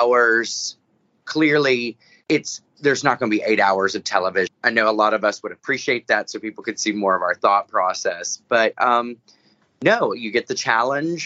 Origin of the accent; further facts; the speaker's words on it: the South, United States; I'm a Southerner